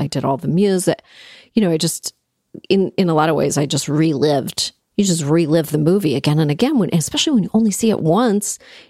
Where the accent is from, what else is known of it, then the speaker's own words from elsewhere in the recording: Toronto, Ontario, Canada; because I grew up in Toronto